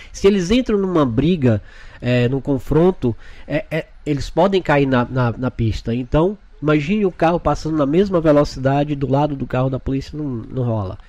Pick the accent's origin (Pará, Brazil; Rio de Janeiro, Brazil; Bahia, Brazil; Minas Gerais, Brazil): Bahia, Brazil; Feira de Santana; moved away as an adult; also born or lived in Salvador, Brazil; now in Orlando, United States; sou de Feira de Santana, mas morava em Salvador, em Salvador há 15 anos